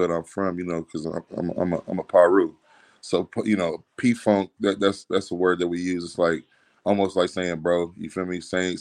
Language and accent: English; Compton, California, United States; I'm from East Compton, California